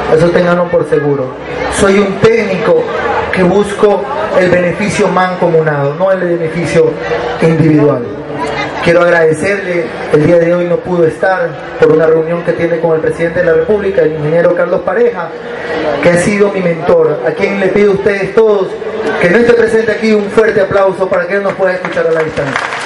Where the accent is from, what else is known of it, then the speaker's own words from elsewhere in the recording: Esmeraldas, Ecuador; Yo soy esmeraldeño de nacimiento, crecí y viví en esta ciudad